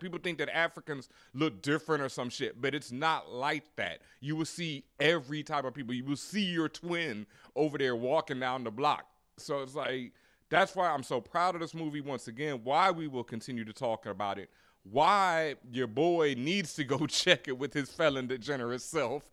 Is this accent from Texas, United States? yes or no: yes; Houston, Texas, United States; I grew up in Houston, Texas